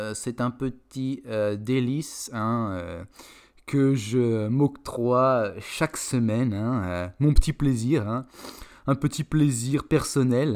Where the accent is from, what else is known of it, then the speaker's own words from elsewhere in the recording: France; en tant que Français